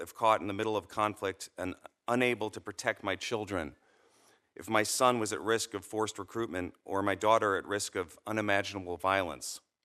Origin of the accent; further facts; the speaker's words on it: United States; As an American